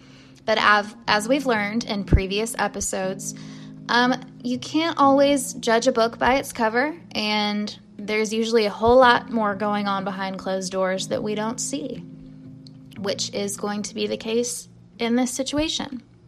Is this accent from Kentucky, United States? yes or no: yes; Louisville, Kentucky, United States; Louisville, Kentucky, my hometown